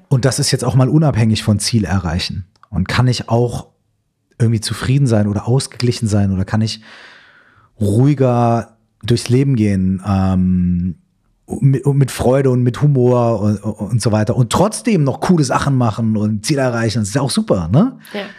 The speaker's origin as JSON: {"language": "German", "town": "Minden", "region": "North Rhine-Westphalia", "country": "Germany", "tie": "born or raised there", "said": "ich komme aus Minden in Westfalen"}